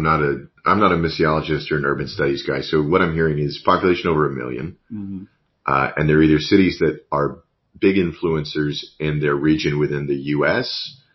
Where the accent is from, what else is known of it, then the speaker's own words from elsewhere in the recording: Amarillo, Texas, United States; moved away; obviously I grew up in Amarillo. You've got a significant refugee population there. You've got a lot of Vietnamese immigrants. You've got a high Hispanic population.